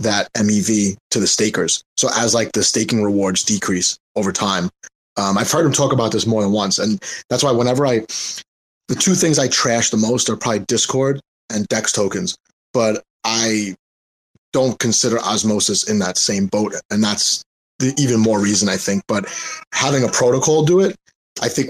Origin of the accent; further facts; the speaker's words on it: New York, United States; also born or lived in Asia; I don't even speak proper English, right? Because I'm from New York